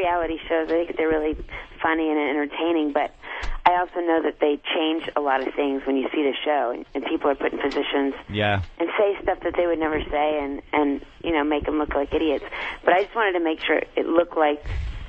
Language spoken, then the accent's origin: English; Dallas, Texas, United States; I'm from Dallas. I'm from Dallas